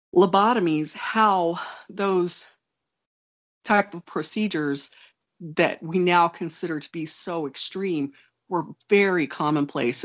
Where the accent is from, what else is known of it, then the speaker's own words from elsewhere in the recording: Oklahoma, United States; also born or lived in Wonju, South Korea; growing up in Oklahoma